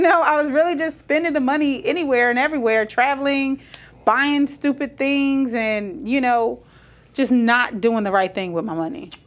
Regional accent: Trenton, New Jersey, United States; moved away; I was born in Trenton, New Jersey.

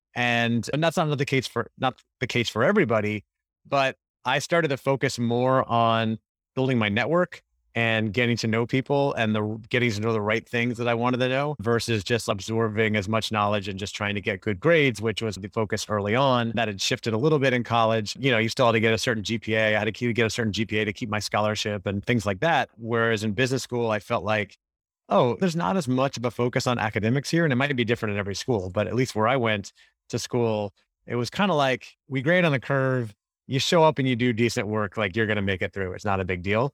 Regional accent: Orlando, Florida, United States; moved away as an adult; also born or lived in Gainesville, Florida; now in California, United States; I grew up in Orlando, Florida

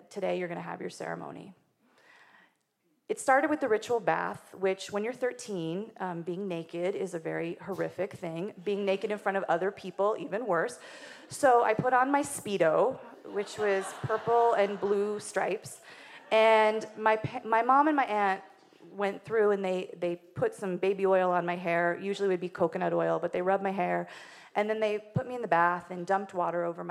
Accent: Wyoming, United States; I grew up in Wyoming, which is not only the least populated state, it's also probably the whitest

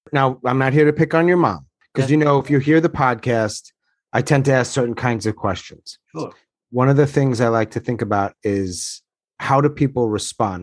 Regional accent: New York, United States; I'm from New York.

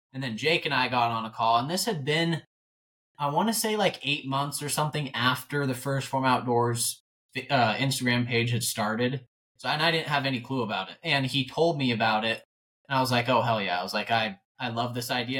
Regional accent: North Idaho, United States; born and raised in North Idaho. Uh, grew up in a super small town

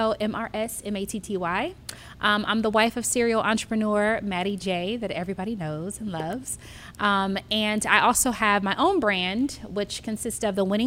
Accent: Inland Empire, Southern California, United States; also born or lived in Los Angeles, California; I'm originally from Southern California. So L.A. And then when I turned about 9 years old, my mom moved us to the suburbs, which is like the IE area, Fontana, Rancho Cucamonga.

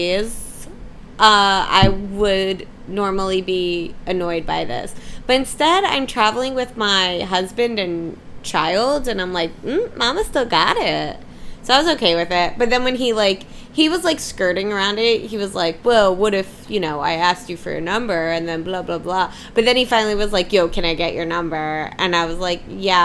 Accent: Philadelphia, Pennsylvania, United States; I'm from Philly

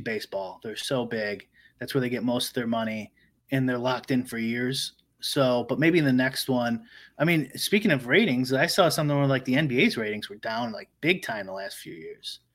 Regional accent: Chicago suburbs, Illinois, United States; I didn't grow up in Chicago, I grew up in the suburbs.

